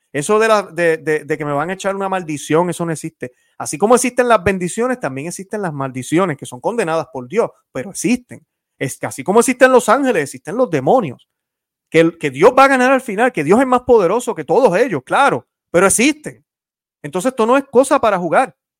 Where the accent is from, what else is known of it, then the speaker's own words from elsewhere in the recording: Puerto Rico; yo soy puertorriqueño. Algunos piensan que soy cubano, soy puertorriqueño.